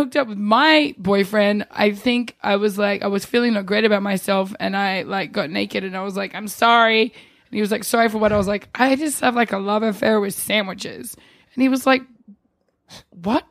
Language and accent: English; New Zealand; also born or lived in Australia; now in New York, United States; I was born in New Zealand